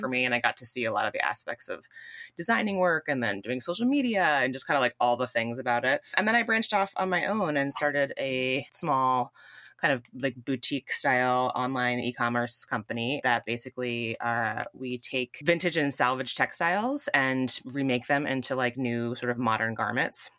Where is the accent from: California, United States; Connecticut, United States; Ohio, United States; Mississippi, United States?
Connecticut, United States; Southern; I grew up in Southern Connecticut.